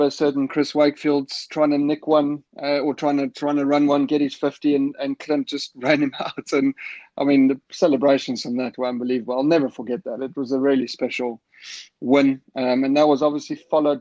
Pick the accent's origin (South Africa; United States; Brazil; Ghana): South Africa; now in England; knew I was South African